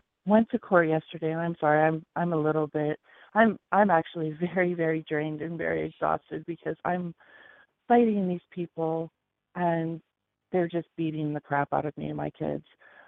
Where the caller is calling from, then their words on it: Hawaii, United States; I'm again calling from Hawaii.